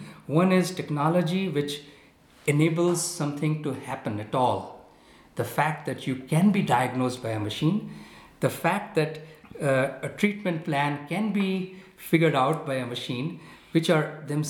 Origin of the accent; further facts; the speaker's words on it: India; I come from India